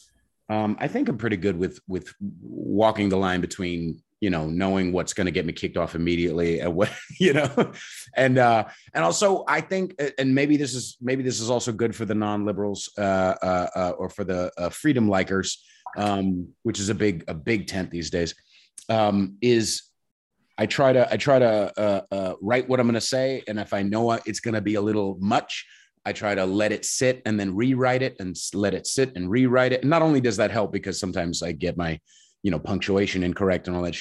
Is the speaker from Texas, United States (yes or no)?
no; Bay Area, California, United States; moved away as an adult; also born or lived in Long Island, New York / Portland / New York City; now in New York, United States; I was born in Long Island, New York, and I moved out to the Bay Area when I was about 9 and spent a long time out there